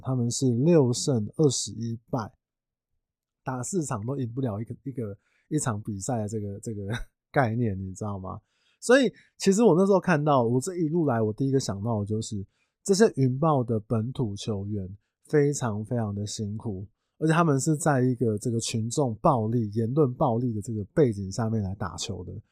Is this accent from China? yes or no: no; Taiwan; 我们台湾人